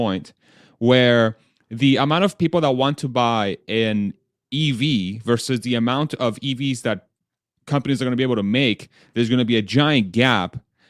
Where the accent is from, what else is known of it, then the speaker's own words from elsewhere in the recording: Texas, United States; I'm from Texas.